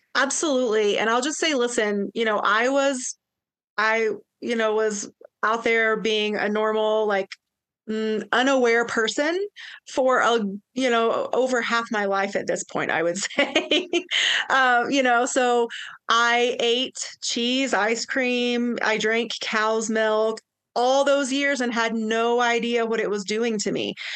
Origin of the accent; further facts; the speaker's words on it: East Tennessee, United States; now in Tahoe, United States; I'm originally from East Tennessee.